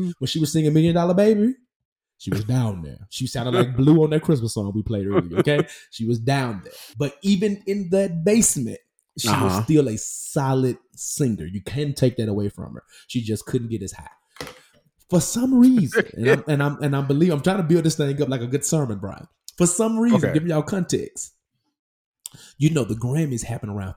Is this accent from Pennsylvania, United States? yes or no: no; Memphis, Tennessee, United States; moved away; I grew up in Memphis 18 years straight, unscathed